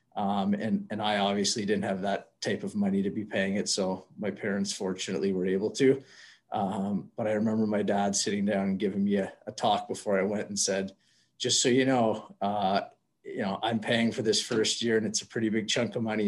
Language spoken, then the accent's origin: English; Whitby, Ontario, Canada; I grew up in Whitby, Ontario